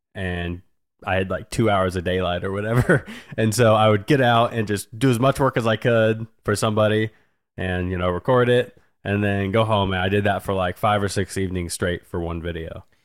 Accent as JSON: {"language": "English", "town": "Wichita", "region": "Kansas", "country": "United States", "tie": "born or raised there", "said": "born and raised in Wichita"}